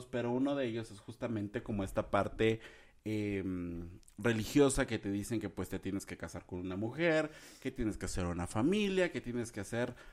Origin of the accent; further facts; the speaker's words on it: Puebla, Mexico; Bueno, yo soy poblano, aquí el señor es jalapeño.